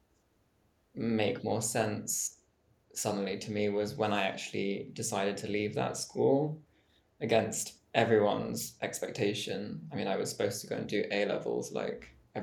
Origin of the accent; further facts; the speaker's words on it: Jersey; now in Rome, Italy; I'm from Jersey Island, which is pretty near France. But it's British